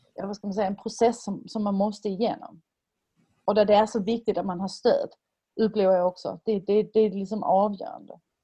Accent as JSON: {"language": "Swedish", "country": "Denmark", "moved": "yes", "lives_now": "Sweden", "said": "som dansk, som dock bor i Sverige"}